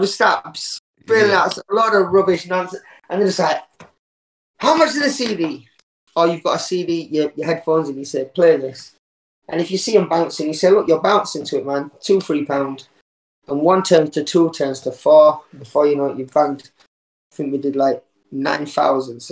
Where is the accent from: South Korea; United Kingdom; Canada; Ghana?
United Kingdom; Huddersfield, Yorkshire and the Humber; now in York, United Kingdom; Born and raised in Huddersfield. Lived all over Yorkshire, really. Currently living in York.